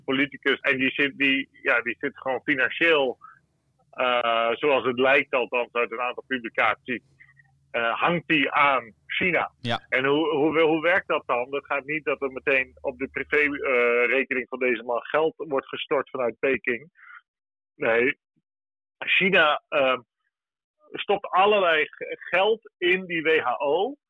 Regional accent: Zeeland, Netherlands; bij ons in Zeeland hier

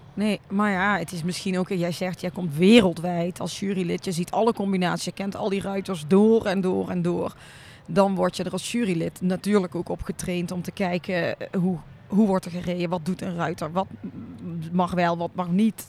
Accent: North Brabant, Netherlands; now in Weert, Netherlands; Ik ben een Brabander, woon al heel lang in Weert

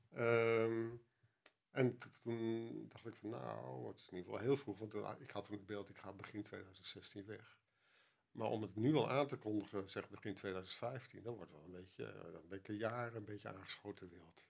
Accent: Netherlands; als Nederlander

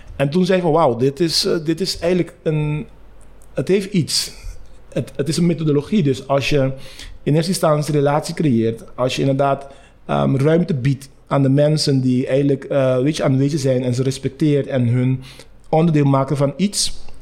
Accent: Curaçao; moved away as an adult; also born or lived in Rotterdam, Netherlands; ik ben op Curaçao geboren

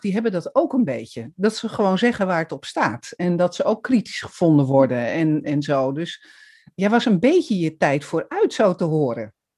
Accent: Amsterdam, North Holland, Netherlands; Ik kom uit Amsterdam

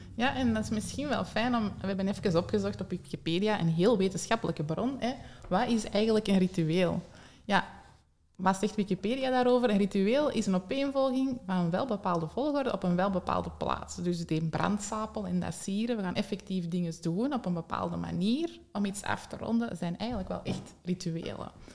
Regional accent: Antwerp, Flanders, Belgium; bij ons in Antwerpen, of toch niet de regio waar ik woon

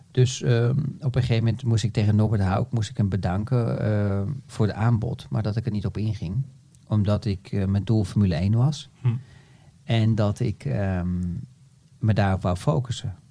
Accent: Netherlands

